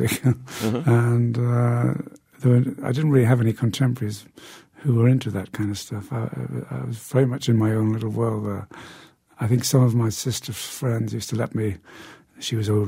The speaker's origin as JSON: {"language": "English", "town": "Newcastle upon Tyne", "region": "North East England", "country": "United Kingdom", "tie": "born or raised there", "said": "my hometown of Newcastle in the north of England"}